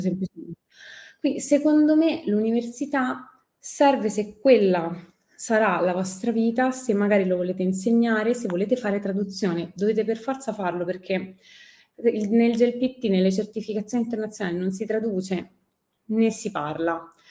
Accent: Rome, Lazio, Italy; first language Italian; sono partita da Roma, che è la mia città

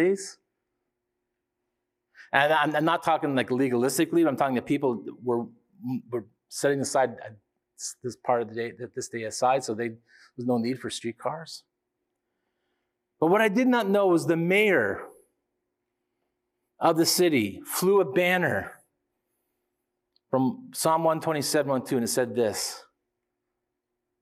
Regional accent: Canada; we as Canadian people

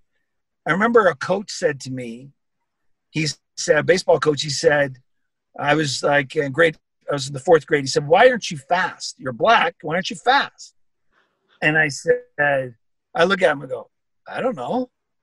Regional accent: Canada; I'm a Canadian, and I'm very proud of that.

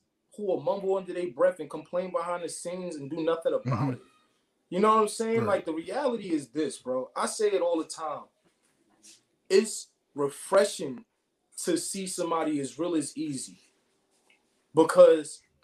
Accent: Brooklyn, New York, United States; I'm from Brooklyn

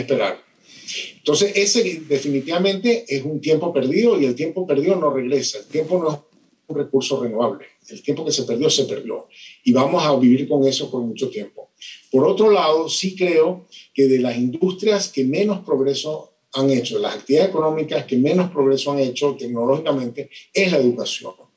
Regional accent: Venezuela; soy de Venezuela, mi país se destruyó

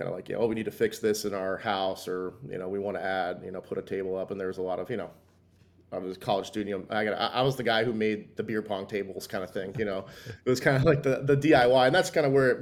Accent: Arizona, United States; also born or lived in New York / New Jersey; So I grew up, kind of moved around. I grew up like when I was really young back in New York, moved to New Jersey. Then my mom got transferred out to Arizona. So kind of from when I was like 9 or 10 in Arizona up through high school

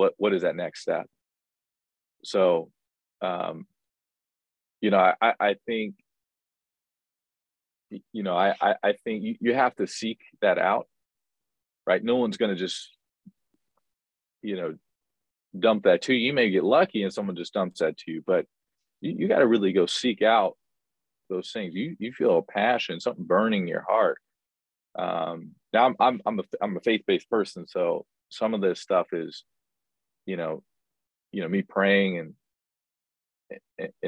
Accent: Indianapolis, Indiana, United States; moved away as an adult; also born or lived in Staten Island, New York / Sioux Falls, South Dakota; born and raised in Indianapolis, Indiana

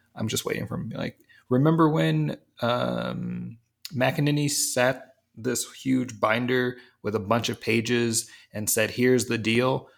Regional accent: East Coast, United States; I'm from the East Coast

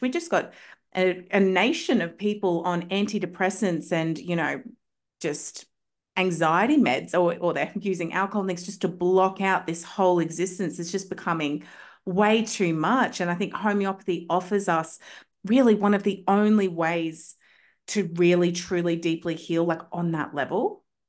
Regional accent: Australia; I'm from Australia

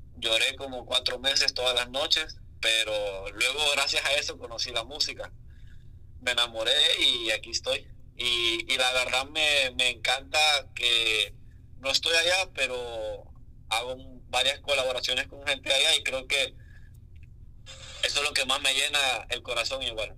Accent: San Pedro Sula, Cortés, Honduras; also born or lived in La Lima, Honduras; Yo toda mi vida viví en San Pedro desde que tengo como años y meses, pero no nací en San Pedro, yo nací en Lima.

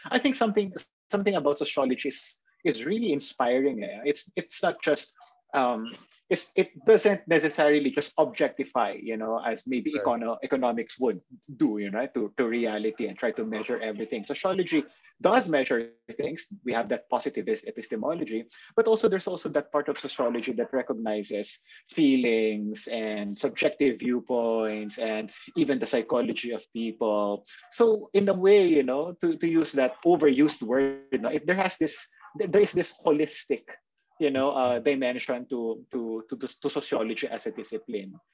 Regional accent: Manila, Metro Manila, Philippines; also born or lived in Singapore; I was born and raised here in Manila

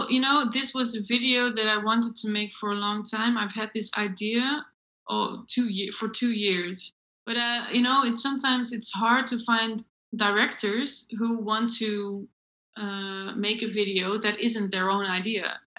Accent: Netherlands; now in Belgium; The thing is, I moved from Holland to Belgium.

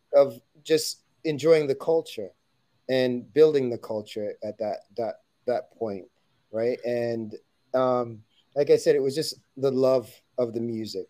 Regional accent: Toronto, Ontario, Canada; we were we were from Toronto, Canada.

